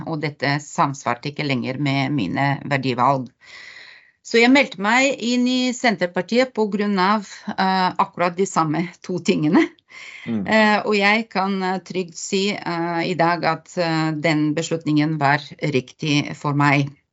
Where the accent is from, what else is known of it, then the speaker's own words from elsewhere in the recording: Bulgaria; Norwegian is a second language; moved away as an adult; now in Hole, Norway; jeg kommer opprinnelig fra Bulgaria og har eh, bodd i Norge i eh, over 30 år